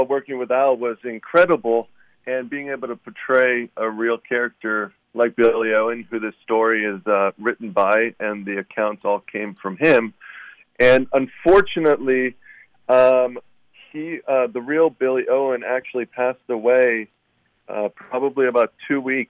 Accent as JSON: {"language": "English", "town": "Graz", "region": "Styria", "country": "Austria", "said": "I am from Graz, Österreich"}